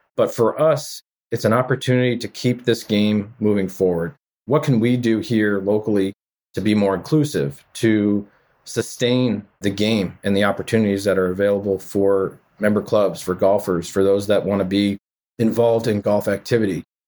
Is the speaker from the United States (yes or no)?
yes; Framingham, Massachusetts, United States; growing up in the Framingham area